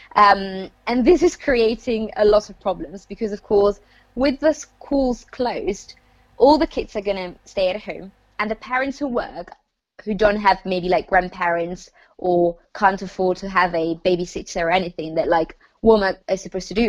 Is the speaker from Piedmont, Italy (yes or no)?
no; Lombardy, Italy; moved away; I am from the north of Italy, which is the part that's been affected the most. So um, I come from Lombardy.